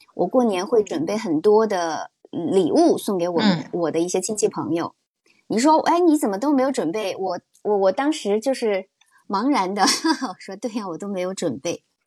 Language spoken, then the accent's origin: Chinese; Changde, Hunan, China; moved away; 今年我是回到我老家常德